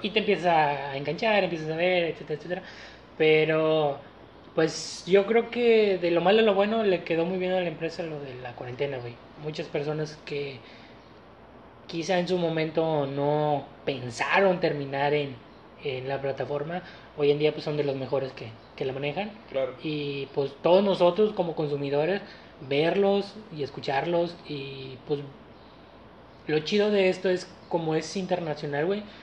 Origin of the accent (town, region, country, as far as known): Mexico